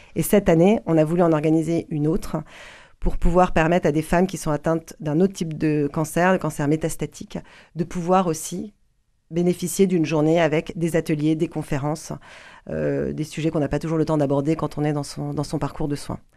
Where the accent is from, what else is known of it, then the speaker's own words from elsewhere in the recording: Paris, Île-de-France, France; moved away as an adult; now in Toulouse, France; j'ai quitté Paris je suis parisienne